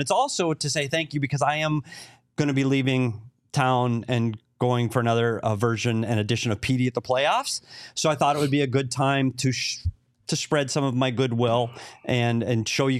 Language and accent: English; Minnesota, United States; now in Arizona, United States; And mine says I'm not bougie because I'm from Minnesota.